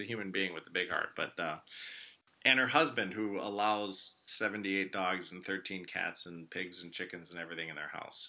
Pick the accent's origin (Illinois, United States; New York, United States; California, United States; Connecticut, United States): Illinois, United States; Chicago; I'm a Chicagoan, Texas sweat captain, but it's not too far from here.